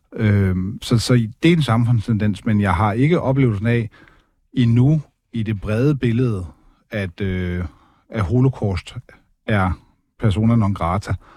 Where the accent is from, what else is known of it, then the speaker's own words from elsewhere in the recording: Denmark; jeg som dansker, hvid, opvokset i Danmark